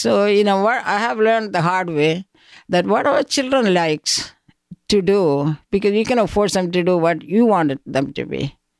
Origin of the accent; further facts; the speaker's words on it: Koipuram, Kerala, India; moved away; I grew up in a small town called Koipuram, that is in South India.